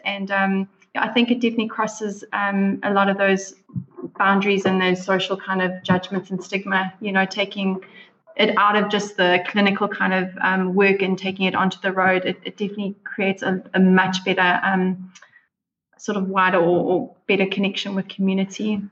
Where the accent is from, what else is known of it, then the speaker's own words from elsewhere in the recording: South Africa; moved away as an adult; now in New Zealand; I'm originally from South Africa